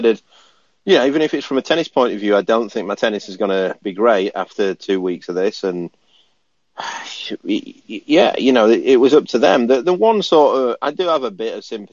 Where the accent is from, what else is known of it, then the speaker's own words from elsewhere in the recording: Barnsley, Yorkshire and the Humber, United Kingdom; I'm from Barnsley